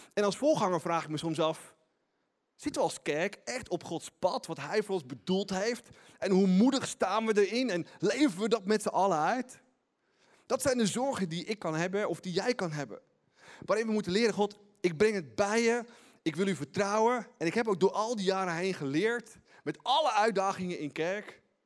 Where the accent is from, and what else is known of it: Netherlands